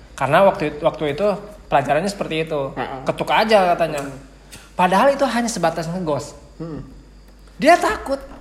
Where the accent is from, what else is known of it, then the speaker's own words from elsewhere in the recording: Cibingbin, West Java, Indonesia; Saya sebagai putra Cibingbing